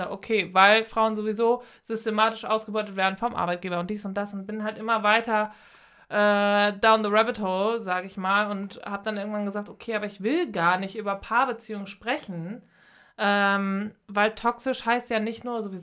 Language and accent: German; North Rhine-Westphalia, Germany; ich, ich komme komm aus dem Ruhrgebiet.